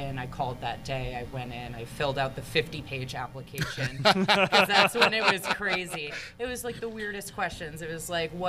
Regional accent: Simsbury, Connecticut, United States; also born or lived in Bridgeport, Connecticut; I grew up mostly in Simsbury

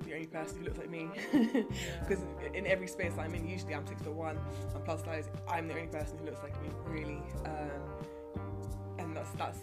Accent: England, United Kingdom; being English.

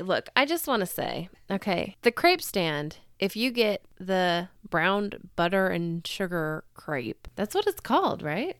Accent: United States; accent: Super American; my Super American accent

